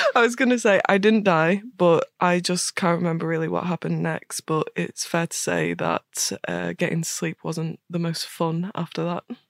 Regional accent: Northern Ireland, United Kingdom; I'm Northern Irish

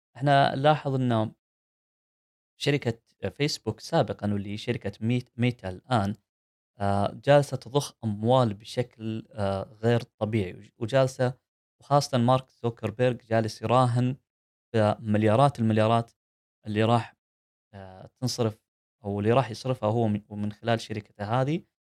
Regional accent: Saudi Arabia; عندنا في السعوديه

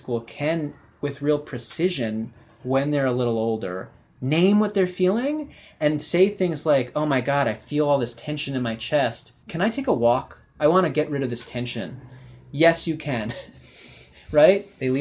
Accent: Evanston, Illinois, United States; now in San Francisco, United States; growing up in Evanston

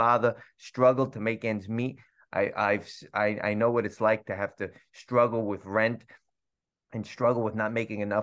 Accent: New York City, New York, United States; also born or lived in Bayside, Queens; Jackson Heights, Queens, born and raised

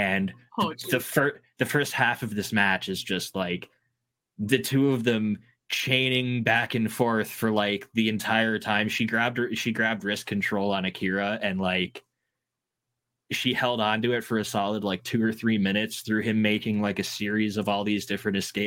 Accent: Hamilton, Ontario, Canada; my hometown of Hamilton

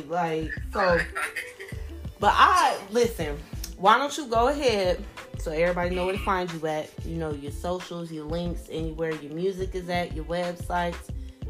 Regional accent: Florida, United States; now in Ohio, United States; I'm from Florida and I live in Ohio.

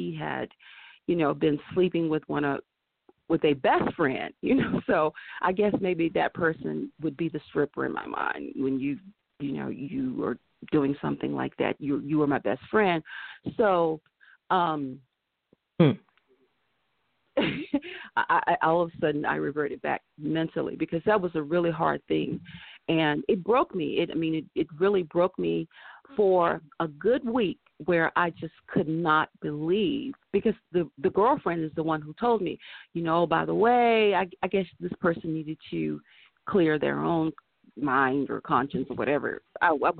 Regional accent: the South, United States; also born or lived in Carolina, Virginia line; now in Los Angeles, United States; I am from the South

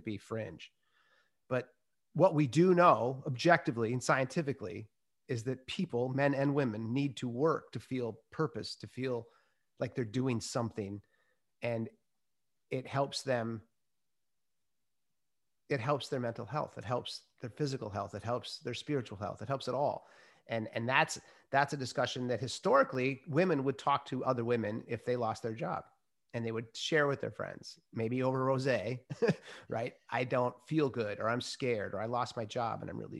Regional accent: Minnesota, United States; I was brought up in Minnesota

